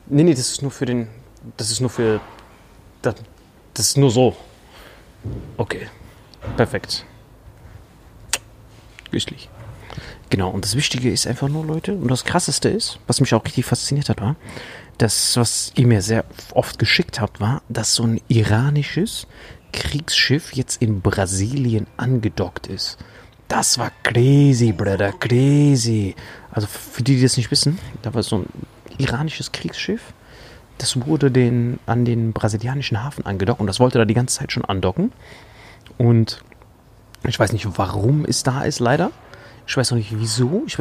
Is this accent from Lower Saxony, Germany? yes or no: no; Saarland, Germany; Saarländer. Oh, Salui, beste die letzten Mann.